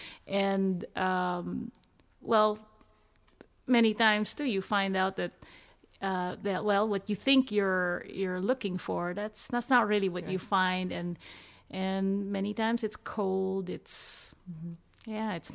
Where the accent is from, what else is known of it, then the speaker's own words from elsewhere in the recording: Manila, Metro Manila, Philippines; moved away; also born or lived in Boston, United States; I'm from Manila, but of course going to the U.S., to Boston.